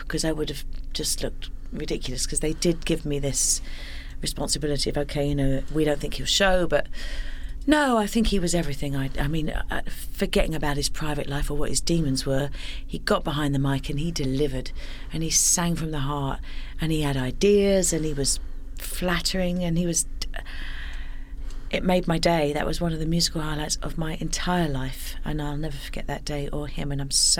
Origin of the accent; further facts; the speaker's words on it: London, United Kingdom; now in Brighton, United Kingdom; I was born in South London. I was born in Wimbledon